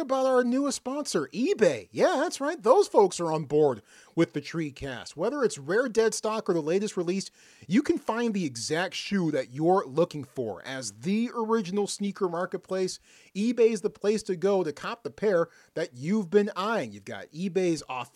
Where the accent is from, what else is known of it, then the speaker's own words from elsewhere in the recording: Oklahoma City, Oklahoma, United States; my hometown, Oklahoma City